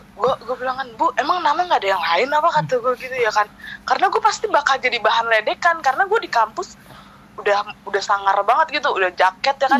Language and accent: Indonesian; Bekasi, West Java, Indonesia; born or raised there; also born or lived in Tanjung Priok, Jakarta (school) / Bima (father's origin)